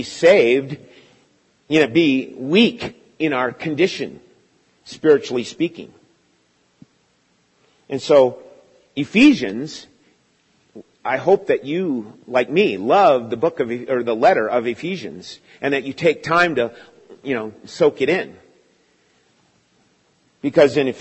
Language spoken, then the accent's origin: English; United States; growing up in America